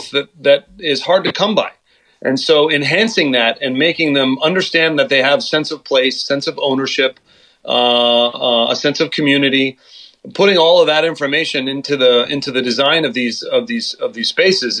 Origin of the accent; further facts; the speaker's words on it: Los Angeles, California, United States; in Venice Beach, California, and that is my hometown. I'm still living there.